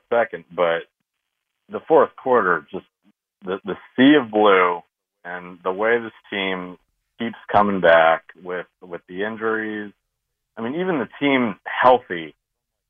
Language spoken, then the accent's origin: English; Connecticut, United States; now in Orlando, United States; I grew up in Connecticut